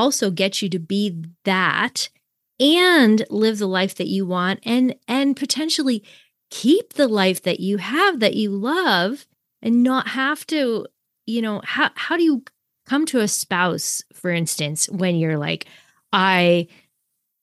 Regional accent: Canada; we're both Canadian

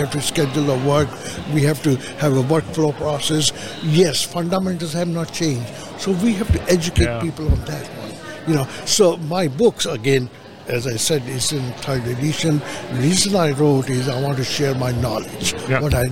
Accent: Nashville, Tennessee, United States; my hometown, Nashville

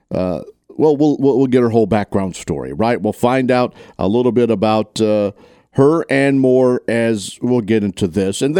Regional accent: Tate County, Mississippi, United States; growing up in that area uh, of Tate County and living in in different spots in and around there

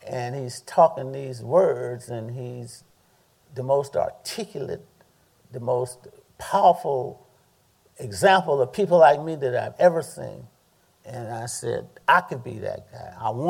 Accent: the South, United States; I came from the South with a strong family

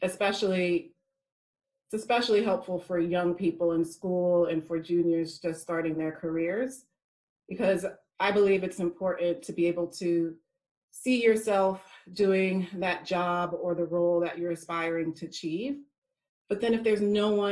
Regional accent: United States; accent: American; moved away as an adult; now in United Kingdom; I'm from America, if you could not tell by my accent.

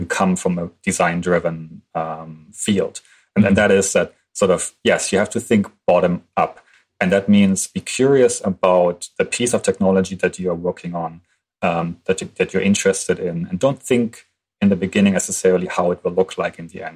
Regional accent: Germany; moved away as an adult; I'm from Germany. I studied in German in Germany

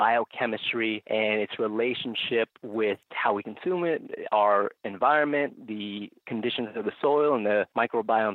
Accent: Phoenix, Arizona, United States; also born or lived in Tucson, Arizona; I was born and raised here in Phoenix. Originally, I'm from the South Side

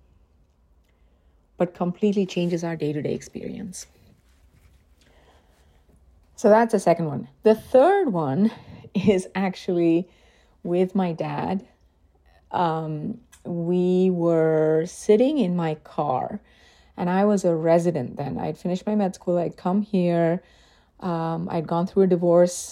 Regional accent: India; moved away as an adult; now in United States; being an immigrant sometimes feels like being stuck in a no man's land. Like when I'm in India, I miss my life here.

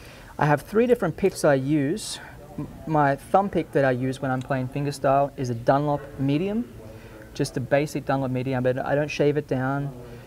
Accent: Australia; moved away as an adult; also born or lived in Nashville, United States; now in Montana, United States; It's nice to be back in Nashville. I was living here for 12 years. I'm from Australia originally, but moved down to Nashville

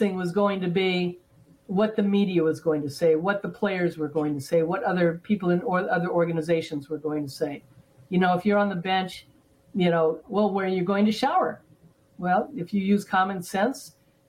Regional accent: Los Angeles, California, United States; growing up in L.A.

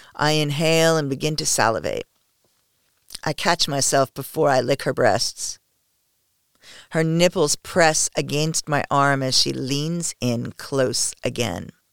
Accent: United States; I am the only American

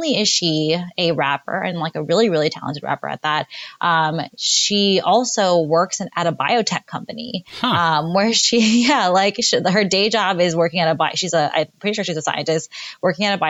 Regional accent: New York, United States; moved away as an adult; I'm from New York and I, you know, spent most of my life there

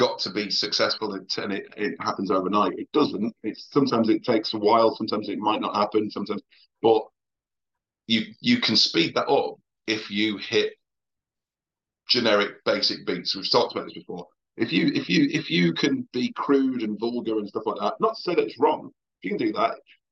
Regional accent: Oldham, North West England, United Kingdom; also born or lived in Liverpool; I'm from Oldham

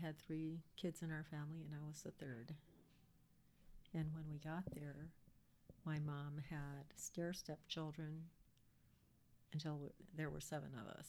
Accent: St. Paul, Minnesota, United States; born there; also born or lived in Hawaii; I was born in St. Paul.

